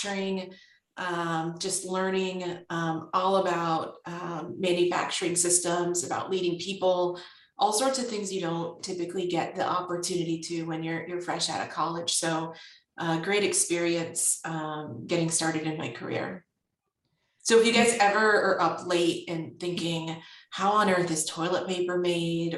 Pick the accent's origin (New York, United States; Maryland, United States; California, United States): California, United States; born and raised in California